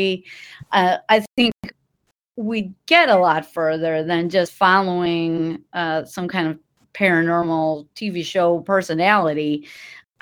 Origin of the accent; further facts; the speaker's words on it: Milwaukee, Wisconsin, United States; I started giving the haunted history tours in 2008 in my hometown of Milwaukee